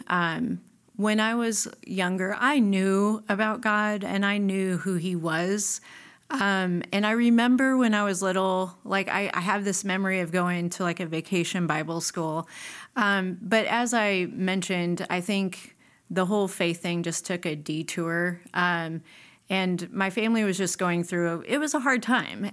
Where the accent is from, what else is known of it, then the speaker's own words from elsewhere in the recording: Nebraska, United States; moved away; I grew up in Nebraska.